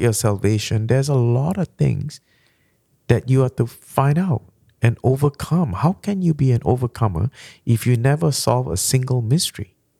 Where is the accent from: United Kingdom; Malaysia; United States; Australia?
Malaysia; first language Malay; English is a second language; moved away; I came from Malaysia. Our first language is Malay